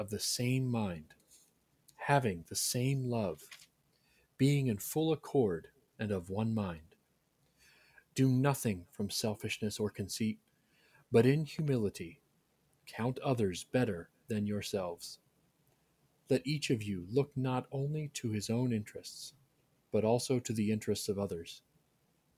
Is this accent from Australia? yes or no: no; Delaware, United States; moved away as an adult; also born or lived in Notre Dame, Indiana / Virginia Tech, Virginia; I grew up in Delaware